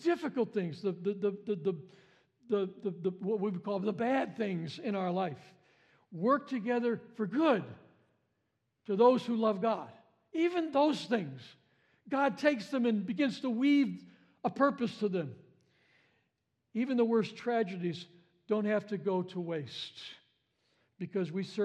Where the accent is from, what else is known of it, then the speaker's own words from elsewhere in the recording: Chicago, Illinois, United States; I was a city boy. I grew up in Chicago